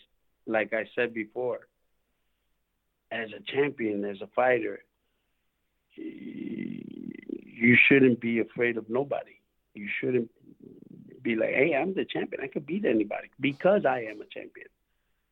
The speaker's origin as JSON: {"language": "English", "town": "Chicago", "region": "Illinois", "country": "United States", "said": "I'm from Chicago"}